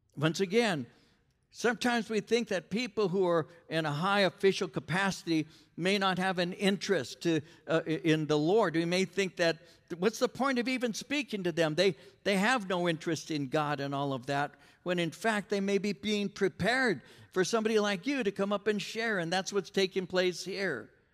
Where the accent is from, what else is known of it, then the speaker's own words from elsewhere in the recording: Norwalk, California, United States; also born or lived in San Bernardino County, California; I'm from, uh, L A County, I'm from Norwalk